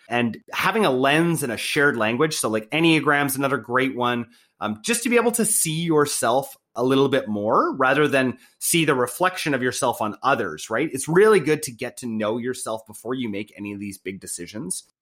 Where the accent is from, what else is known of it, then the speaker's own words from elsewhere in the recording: Canada; I was born in Canada, being white, being, like, raised in a good family